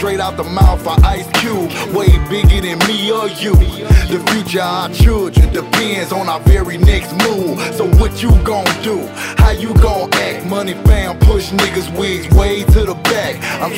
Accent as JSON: {"language": "English", "town": "Chicago", "region": "Illinois", "country": "United States", "tie": "born or raised there", "said": "When I was a child growing up in Chicago, I never wanted to be the superhero."}